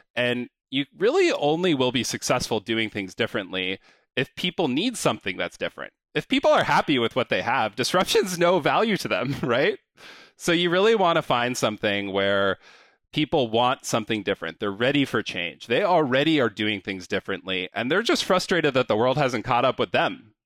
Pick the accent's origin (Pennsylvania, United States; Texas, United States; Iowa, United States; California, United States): California, United States; San Diego; moved away; I grew up in San Diego, California